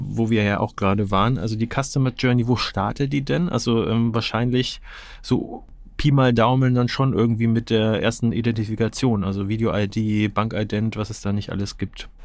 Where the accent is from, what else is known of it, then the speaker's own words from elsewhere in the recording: Nuremberg, Bavaria, Germany; ich bin in Nürnberg geboren und äh, größte Zeit meines Lebens auch ansässig gewesen